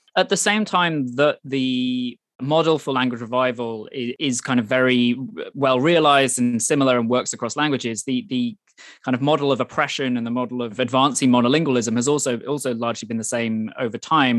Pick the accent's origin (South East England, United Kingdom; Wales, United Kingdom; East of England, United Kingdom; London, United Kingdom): Wales, United Kingdom; now in Hong Kong; I was born and grew up in Wales as, as a Welsh speaker